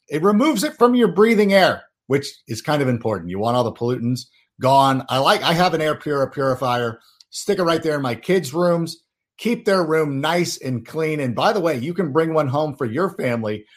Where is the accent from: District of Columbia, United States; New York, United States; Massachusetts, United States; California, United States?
California, United States; also born or lived in Schaumburg, Illinois; I was the only one of my family members that got to grow up in California